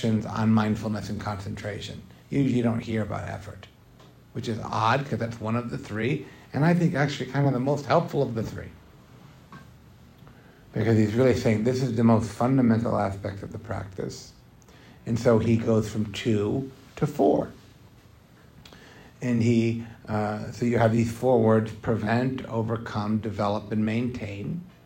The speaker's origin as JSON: {"language": "English", "country": "United States", "said": "a lot of us growing up in America"}